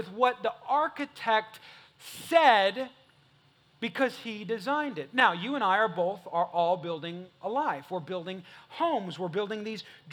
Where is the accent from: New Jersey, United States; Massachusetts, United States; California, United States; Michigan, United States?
California, United States; now in Texas, United States; I ain't from Texas. I'm not from here. I'm from California